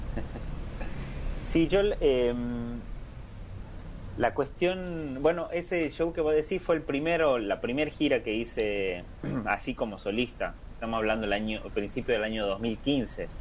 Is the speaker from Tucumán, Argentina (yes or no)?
yes; Simoca, Tucumán, Argentina; donde yo vengo, de Tucumán, de Simócala, del norte, de Argentina